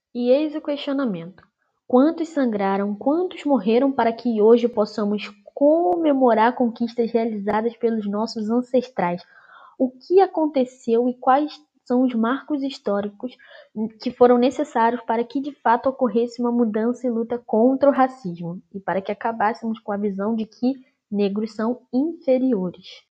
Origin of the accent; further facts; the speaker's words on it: Brazil; nós brasileiros